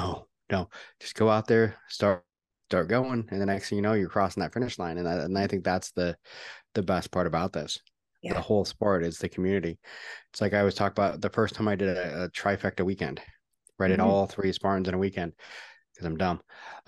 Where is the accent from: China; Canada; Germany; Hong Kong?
Canada; also born or lived in Seattle; now in Texas, United States; Yeah. I'm Canadian. That's why I live in Texas.